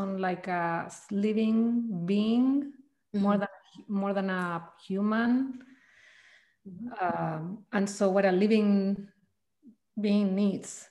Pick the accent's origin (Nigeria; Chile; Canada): Chile; moved away as an adult; now in Mendocino Coast, United States; I'm originally from Chile, South America